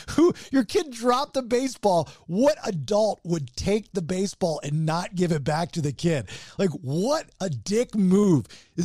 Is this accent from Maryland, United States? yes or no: yes; Baltimore, Maryland, United States; I know growing up in Baltimore, we go to Orioles games all the time.